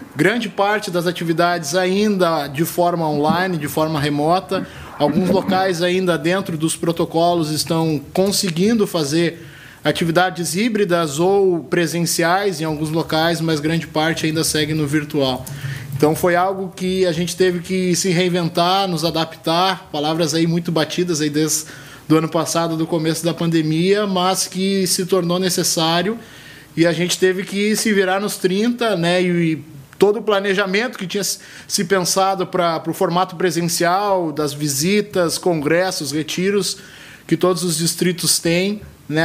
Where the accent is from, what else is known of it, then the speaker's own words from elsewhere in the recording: Rio de Janeiro, Brazil; now in Canoas, Brazil; Sou natural do Rio de Janeiro, mas já estou há algum tempinho aqui